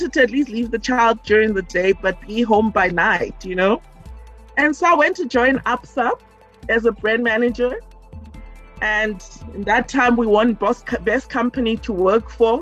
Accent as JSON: {"language": "English", "town": "Pretoria", "region": "Gauteng", "country": "South Africa", "tie": "born or raised there", "also_born_or_lived": "Cape Town", "said": "growing up in Pretoria"}